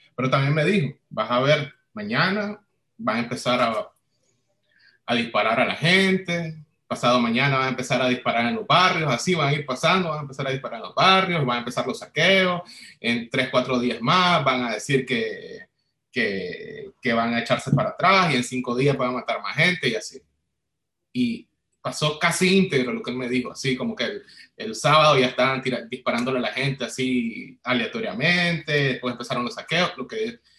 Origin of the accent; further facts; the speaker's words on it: Nicaragua; moved away as an adult; now in Chile; Yo salí de Nicaragua en febrero del 2019